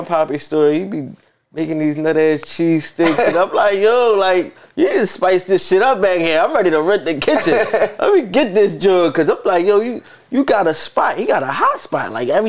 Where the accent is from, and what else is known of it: Philadelphia, Pennsylvania, United States